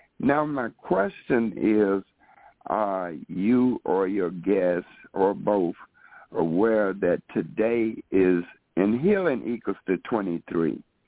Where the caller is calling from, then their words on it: Chicago, Illinois, United States; Chicago, Illinois.